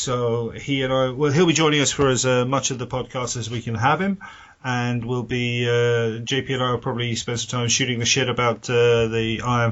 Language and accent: English; United Kingdom; speaking as a Brit